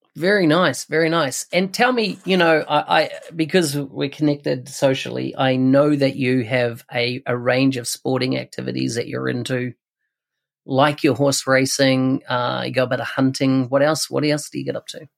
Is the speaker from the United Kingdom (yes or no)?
no; New Zealand; Auckland, New Zealand, so my home country